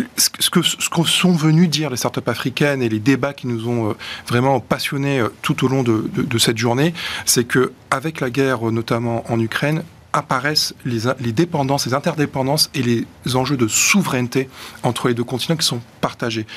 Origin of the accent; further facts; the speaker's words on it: Marseille, Provence-Alpes-Côte d'Azur, France; je suis marseillais